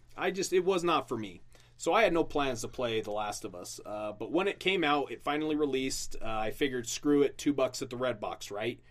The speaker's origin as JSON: {"language": "English", "region": "Utah", "country": "United States", "tie": "born or raised there", "said": "I grew up in Utah since I was 10"}